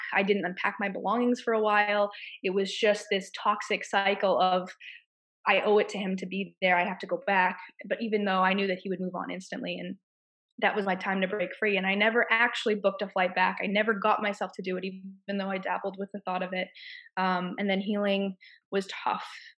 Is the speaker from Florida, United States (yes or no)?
no; Massachusetts, United States; moved away as an adult; I'm from Massachusetts and I had to plan my escape